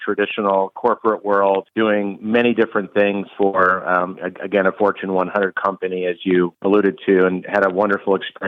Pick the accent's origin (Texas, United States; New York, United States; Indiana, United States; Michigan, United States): New York, United States; central New York State, United States; also born or lived in Cincinnati, Ohio; I grew up in New York State. I grew up in the central part of the state